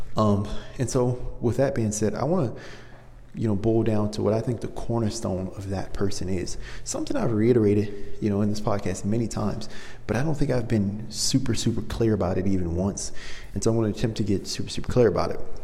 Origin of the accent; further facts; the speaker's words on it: Maryland, United States; now in Los Angeles, United States; I'm from Maryland, and so I'm used to very cold winters